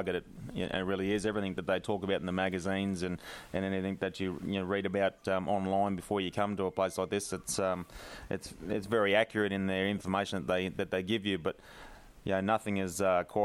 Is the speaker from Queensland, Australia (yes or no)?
yes; Toowoomba, Queensland, Australia; I'm originally from Toowoomba. I live in Toowoomba at the moment